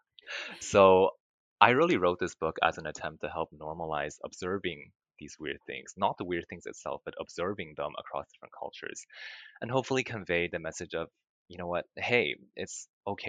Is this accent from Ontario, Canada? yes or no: no; Vancouver, British Columbia, Canada; I moved to Vancouver when I was 8